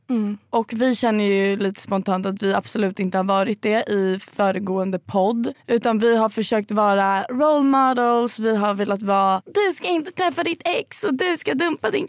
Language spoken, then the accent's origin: Swedish; Linköping, Östergötland, Sweden; Ja, jag kommer från Linköping egentligen.